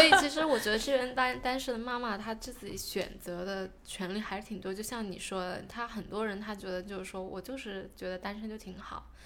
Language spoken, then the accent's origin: Chinese; China; now in New Zealand; 我是中国人